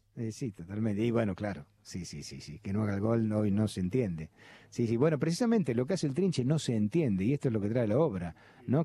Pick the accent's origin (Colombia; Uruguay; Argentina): Argentina; Buenos Aires; he nacido al lado de la cancha de Boca y toda mi infancia y mi adolescencia me la he pasado en la cancha de Boca